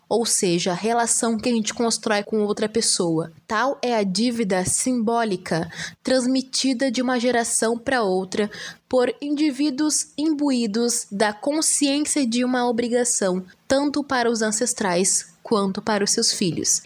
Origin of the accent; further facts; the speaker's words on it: Bagé, Rio Grande do Sul, Brazil; eu sou do sul do estado, sou de Bagé